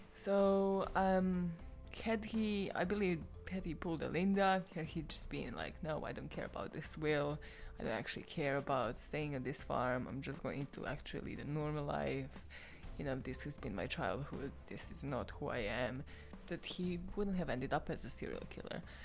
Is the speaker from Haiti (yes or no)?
no; Serbia; I am from Serbia